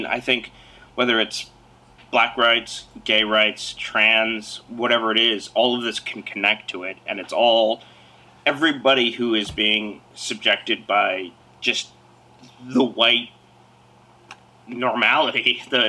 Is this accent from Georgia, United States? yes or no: no; Salt Lake City, Utah, United States; I was born in Salt Lake City, Utah